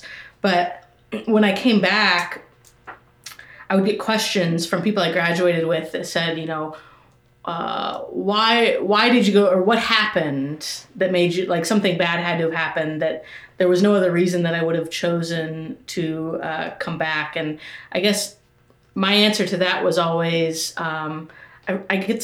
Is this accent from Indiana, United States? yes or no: yes; Marion, Indiana, United States; also born or lived in New Hampshire; I was born and raised in Grant County, went to Marion High School